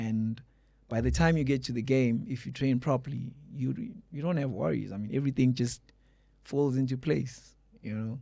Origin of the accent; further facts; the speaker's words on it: Mpumalanga, South Africa; where I was born in Mpumalanga.